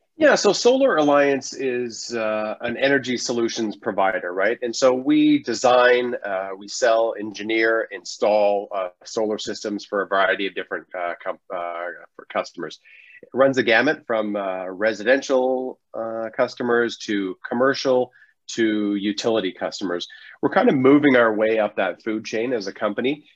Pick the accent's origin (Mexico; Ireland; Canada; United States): Canada; we're Canadian